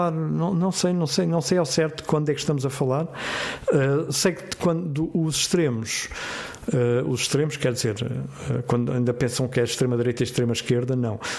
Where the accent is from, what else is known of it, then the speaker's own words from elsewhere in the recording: Portugal; accent: mix of Algarve and Minho; Quando eu vim para cá, quando vim trabalhar para cá, tinha um sotaque diferente, porque era uma, uma mistura do Algarve com o Minho.